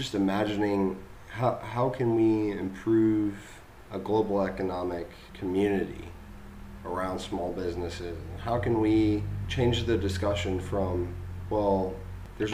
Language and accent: English; United States; as an American